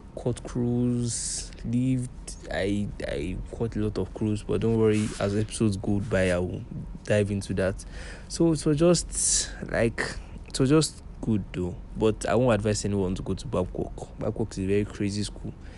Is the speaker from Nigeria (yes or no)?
yes; Lagos, Nigeria; growing up, I grew up in Lagos